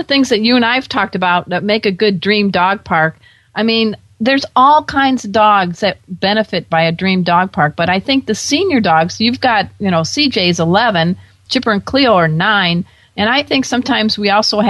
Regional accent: Midwest, United States; now in Southern California, United States; I'm a girl from the Midwest

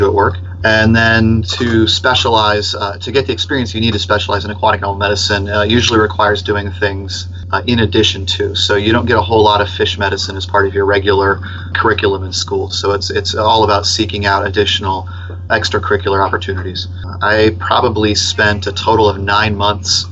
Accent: Tampa, Florida, United States; I grew up here in Tampa around the Hillsborough River

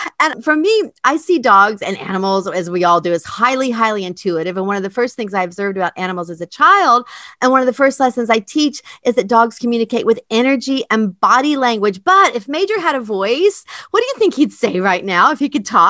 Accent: East Coast, United States; moved away; I grew up on the East Coast.

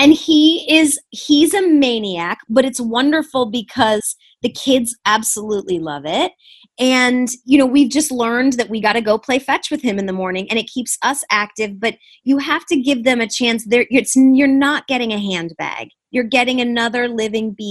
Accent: Michigan, United States; moved away; also born or lived in Huntington Woods, Michigan; we're both from Michigan

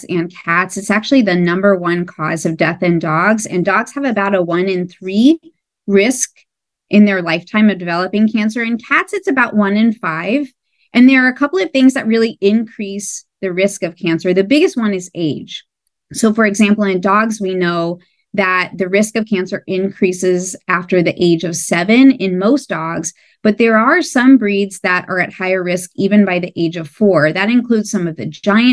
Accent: Ohio, United States; moved away as an adult; also born or lived in New York City / Australia / San Diego; My background is that I grew up in Ohio

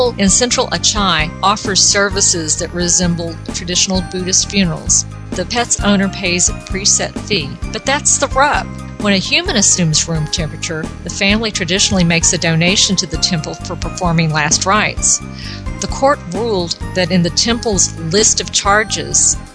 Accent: South Texas, United States; I grew up in South Texas

